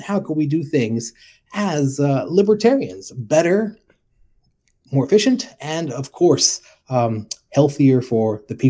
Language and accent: English; Texas, United States; now in Redlands, United States; So I was born in Texas